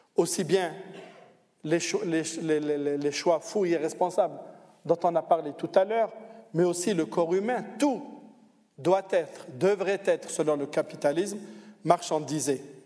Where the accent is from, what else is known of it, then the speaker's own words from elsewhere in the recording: Algeria; moved away as an adult; now in Switzerland; Moi, je viens d'Algérie, je suis venu d'Algérie